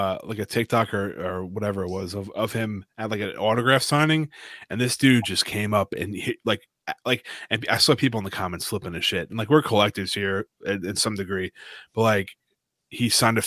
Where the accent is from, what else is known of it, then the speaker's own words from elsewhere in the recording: Long Island, New York, United States; we're from Long Island